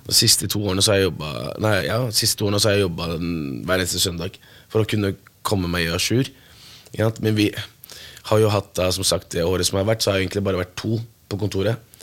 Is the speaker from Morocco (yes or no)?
yes; Morocco; now in Norway; Jeg er opprinnelig fra Marokko